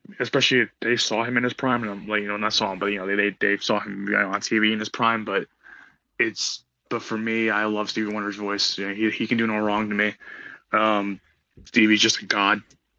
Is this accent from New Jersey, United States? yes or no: yes; New Jersey, United States; now in New York, United States; was born and raised in Jersey, and obviously you know moved to the city and things like that.